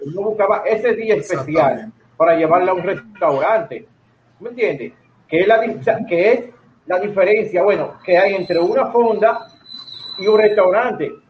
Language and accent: Spanish; Dominican Republic; lo que somos nosotros como dominicanos